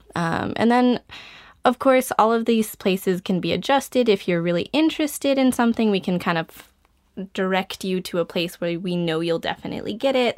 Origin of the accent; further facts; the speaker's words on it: Albuquerque, New Mexico, United States; moved away as an adult; now in Japan; I'm originally from Albuquerque, New Mexico, in the United States